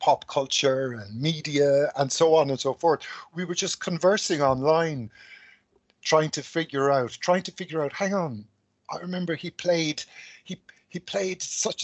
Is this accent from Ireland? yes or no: yes; Cork, Munster, Ireland; now in Dublin, Ireland; I'm from Cork, but I live in Dublin.